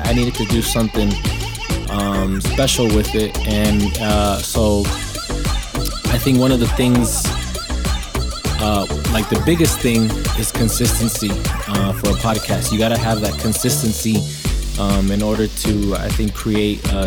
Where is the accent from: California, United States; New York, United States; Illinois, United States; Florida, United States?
California, United States; Escondido; I'm from Escondido, which is in the northern county of San Diego.